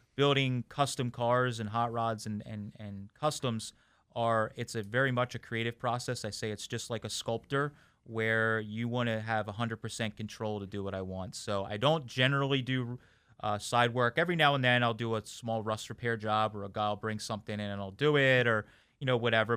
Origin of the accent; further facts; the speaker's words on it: Boyertown, Pennsylvania, United States; I'm actually was born and raised in my hometown and where I'm at today, uh, Boyertown, Pennsylvania